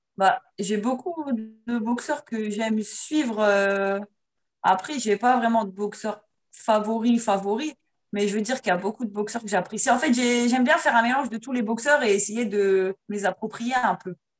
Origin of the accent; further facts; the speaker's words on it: France; je suis française